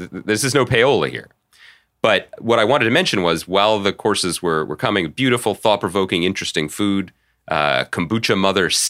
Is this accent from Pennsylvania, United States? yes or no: yes; Philadelphia, Pennsylvania, United States; I'm a huge fan of the pod, and I'm from Philly.